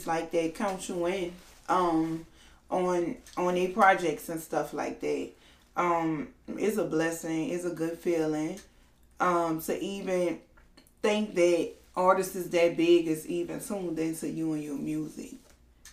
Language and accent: English; Marrero, Louisiana, United States; I'm from Marrero, the West Bank, the West Side